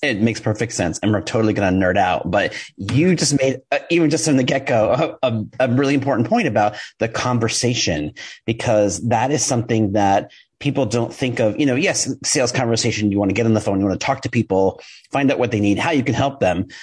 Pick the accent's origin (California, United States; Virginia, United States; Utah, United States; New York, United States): New York, United States; I'm a New Yorker. I talk fast